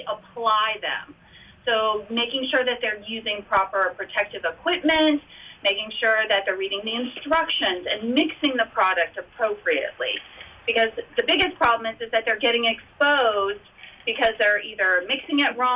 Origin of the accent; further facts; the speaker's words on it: Virginia, United States; now in Florida, United States; Being that I grew up in Virginia.